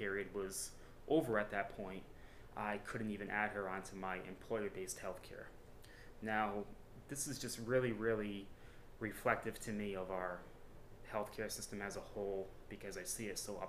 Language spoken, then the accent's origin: English; Cranston, Rhode Island, United States; Born and raised in Cranston, I just turned 36 years old